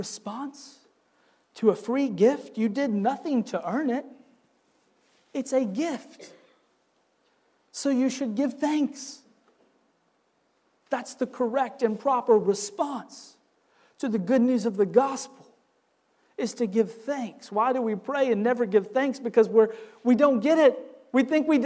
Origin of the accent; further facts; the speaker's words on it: Wisconsin, United States; now in Southern United States; Growing up in Wisconsin